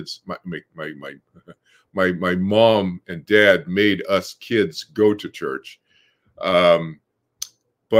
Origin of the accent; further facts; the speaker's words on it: Boston, Massachusetts, United States; I was born in Boston, Massachusetts, grew up in a suburb there